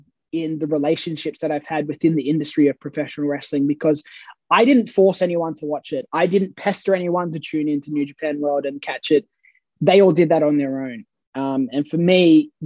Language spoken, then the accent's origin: English; Australia; accent: Aussie Bogan; my Australian heritage and my Australian nationality. And I understand that because it's where I come from